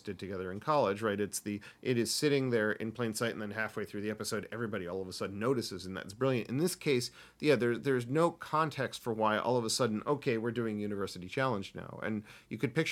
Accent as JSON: {"language": "English", "country": "United States", "said": "I'm an American"}